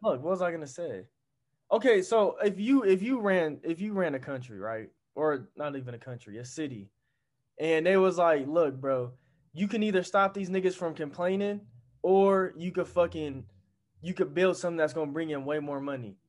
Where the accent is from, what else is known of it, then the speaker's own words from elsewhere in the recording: United States; I'm from America